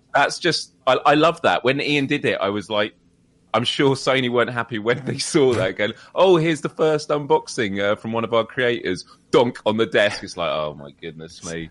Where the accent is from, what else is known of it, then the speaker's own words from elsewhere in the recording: United Kingdom; we're British